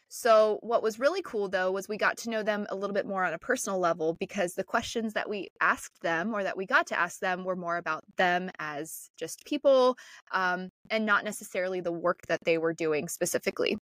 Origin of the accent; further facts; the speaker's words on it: Northeast Ohio, United States; I'm from Northeast Ohio